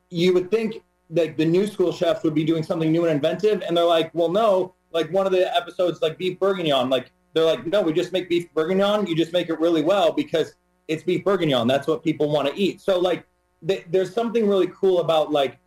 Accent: Toledo, Ohio, United States; I grew up in Toledo, Ohio

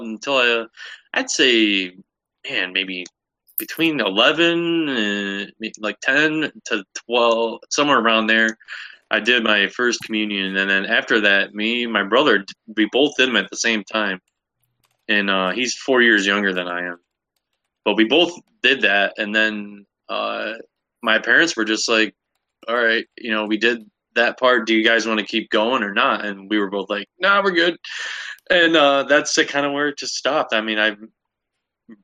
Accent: Northeast Ohio, United States; moved away; I grew up in Northeast Ohio, right on Lake

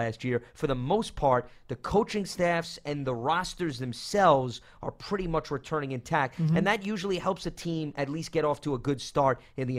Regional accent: Brooklyn, New York, United States; Yeah, June, as a native of Brooklyn, that's extremely disrespectful that you put Paul in Brooklyn.

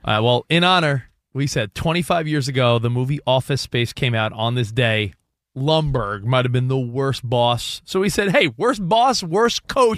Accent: New York, United States; a kid growing up on the East Coast, I grew up in New York

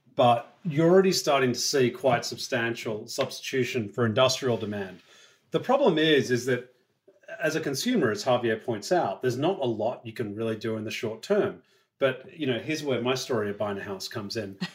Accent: Australia; as an Australian

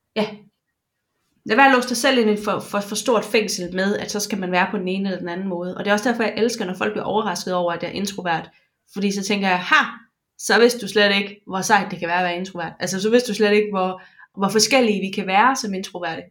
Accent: Jutland, Denmark; Jeg er jyde

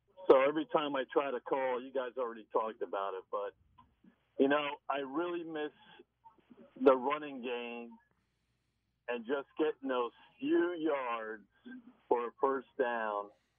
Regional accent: New York area, United States; I grew up in the New York area.

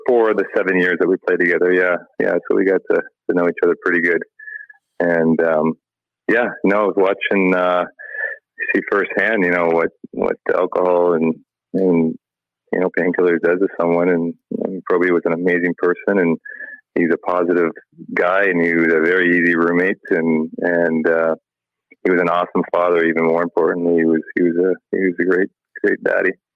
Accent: Delhi, Ontario, Canada; my hometown is Delhi, which is like an hour, half hour south

